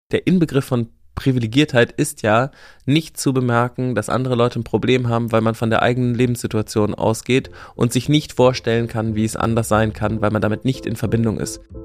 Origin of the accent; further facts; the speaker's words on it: West Germany, Germany; als Wessi